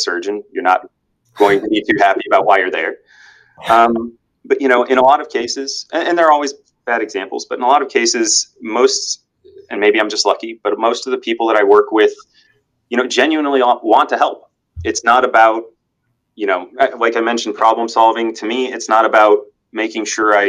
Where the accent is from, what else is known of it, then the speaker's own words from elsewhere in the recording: Naples, Florida, United States; also born or lived in Illinois; I've been in Naples essentially my entire life